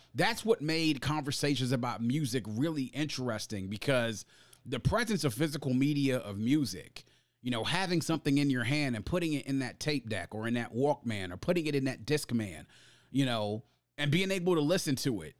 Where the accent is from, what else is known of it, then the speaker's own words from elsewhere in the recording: Prince George's County, Maryland, United States; growing up in Prince George's County, which was and still is a predominantly black county